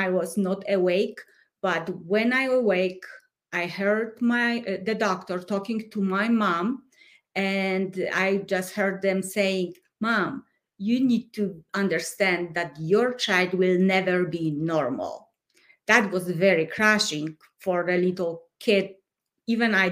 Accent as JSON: {"language": "English", "country": "Poland", "tie": "born or raised there", "second_language": "English", "moved": "as an adult", "lives_now": "Colorado, United States", "said": "I come from Poland. I was born and raised during communism."}